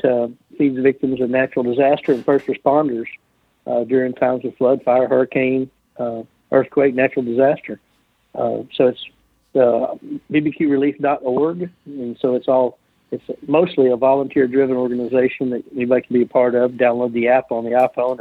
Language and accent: English; Olive Branch, Mississippi, United States; my hometown